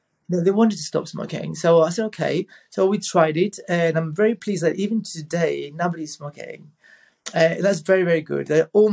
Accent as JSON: {"language": "English", "town": "Rhodes", "region": "South Aegean", "country": "Greece", "tie": "born or raised there", "said": "I was in my hometown in Rhodes"}